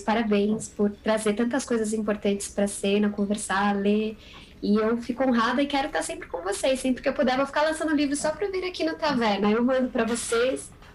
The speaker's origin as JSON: {"language": "Portuguese", "region": "São Paulo", "country": "Brazil", "tie": "born or raised there", "said": "Tem muito de São Paulo, porque é a cidade onde eu nasci e a cidade onde eu moro"}